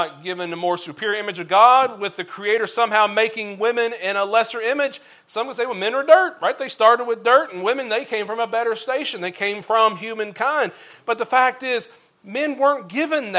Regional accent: Kentucky, United States; I'm from Kentucky, azer comes out as easer when I start saying it a bunch

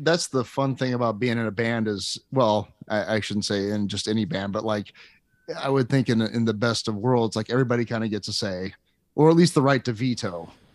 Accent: Lincoln, Nebraska, United States; also born or lived in Washington D.C. area / Lake Tahoe; I'm from Lincoln, but I've lived in the Washington D.C. area and seen shows there. And I lived in Lake Tahoe

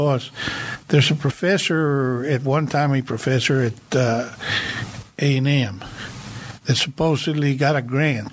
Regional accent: Rio Grande Valley, Texas, United States; moved away; I was born in Rio Grande Valley. I left in late 58.

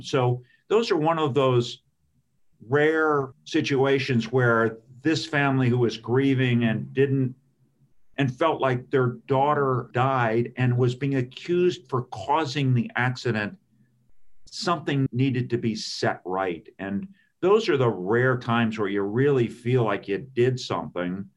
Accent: California, United States; moved away as an adult; now in Maryland, United States; I grew up in California

